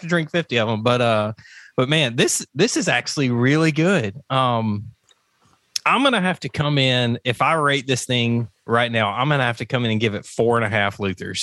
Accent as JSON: {"language": "English", "region": "the South", "country": "United States", "said": "I'm from the South."}